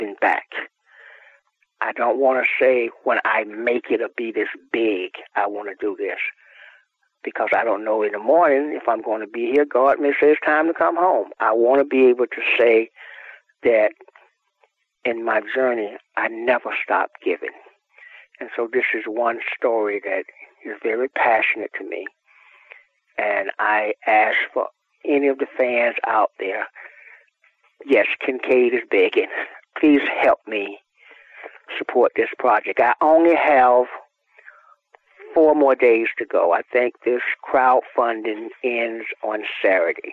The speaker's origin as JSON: {"language": "English", "region": "Georgia", "country": "United States", "moved": "as an adult", "lives_now": "California, United States", "said": "I was from Georgia"}